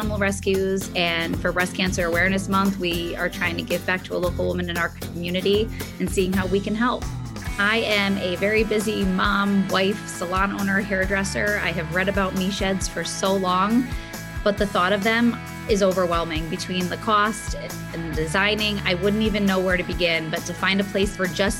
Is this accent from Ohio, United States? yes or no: no; Connecticut, United States; I am from Connecticut